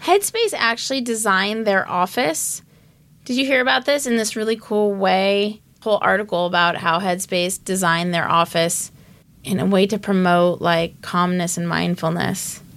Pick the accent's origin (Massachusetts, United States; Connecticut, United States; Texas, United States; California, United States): California, United States; Los Angeles; That's where I grew up. I grew up in Westwood.